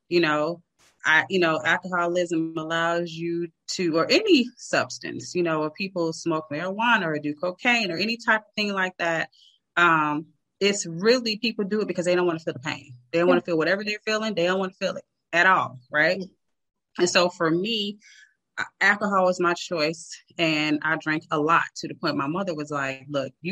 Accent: Chicago, Illinois, United States; I'm from Chicago.

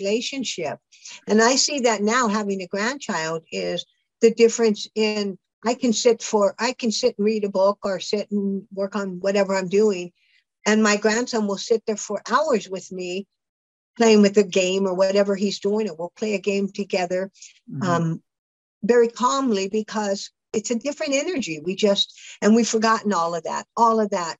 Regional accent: California, United States; I grew up in California.

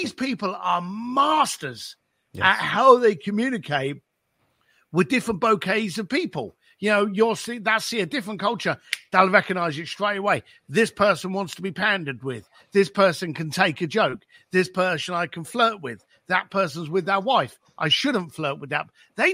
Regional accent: England, United Kingdom; I grew up just outside of London, left school at the age of 15, ended up working on my dad's building site

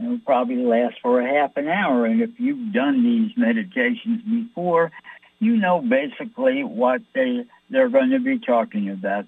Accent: New York City, New York, United States; I'm from New York.

